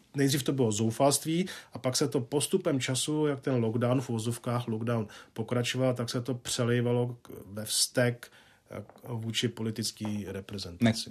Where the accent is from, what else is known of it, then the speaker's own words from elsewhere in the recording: Czechia; jsem vlastenec, mám rád, jsem demokrat, jsem Čech